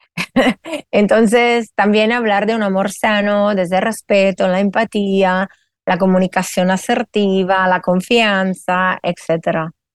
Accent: Italy; moved away as an adult; now in Spain; soy italiana afincada en España hace más de 17 años

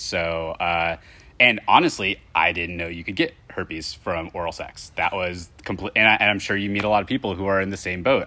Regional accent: Indiana, United States; I'm from Indiana

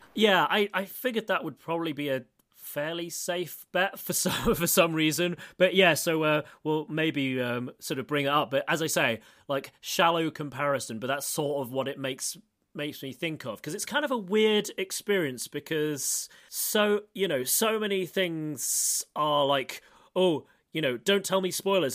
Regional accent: United Kingdom; now in Moscow, Russia; I'm British

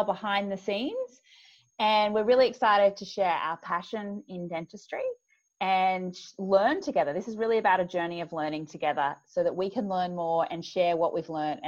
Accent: Australia; accent: Australian; I'm from Australia for the listeners out there, as you can probably tell from my accent, which is a little bit grating for some people, the Australian accent

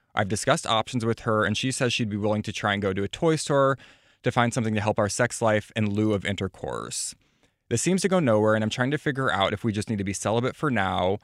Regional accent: Platte, South Dakota, United States; I'm from Platte, South Dakota, population thirteen hundred.

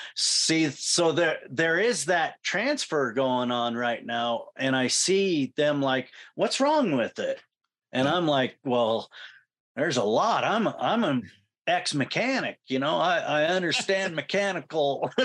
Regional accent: Clarkston, Washington, United States; And I was raised in Clarkston.

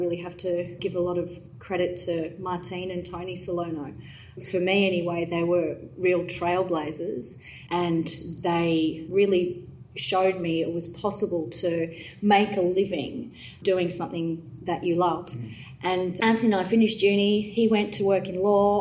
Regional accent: Johannesburg, Gauteng, South Africa; now in Melbourne, Australia; even though I grew up on the other side of the world. I was born in Johannesburg

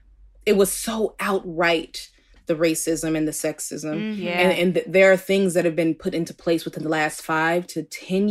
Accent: Oakland, California, United States; I'm from Oakland, California originally. Born in Alta Bates

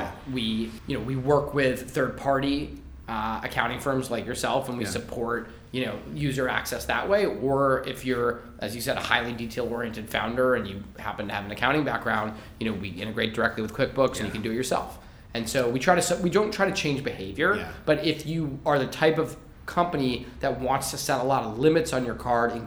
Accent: Massachusetts, United States; I'm from Massachusetts

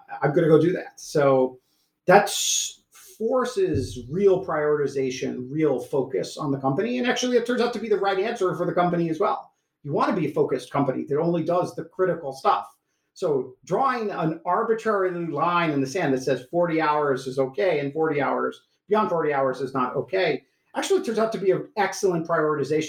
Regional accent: Iowa, United States; moved away; I grew up in Iowa, a small town of 50,000 people, roughly half students and half full-time residents.

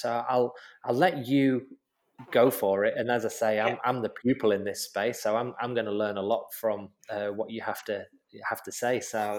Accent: Manchester, North West England, United Kingdom; moved away as an adult; now in Australia; I'm in my seventh year of Australia. And it has opened my eyes, because living in the UK, you've got a whole different kind of demographic, and especially in Manchester.

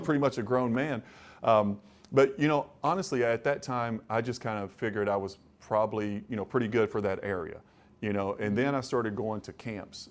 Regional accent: Kentucky, United States; moved away as an adult; also born or lived in Cleveland, Ohio; growing up in Kentucky, you know, close to Ohio

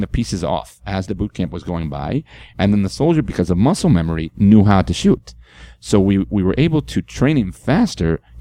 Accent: Israel; moved away; I'm from Israel.

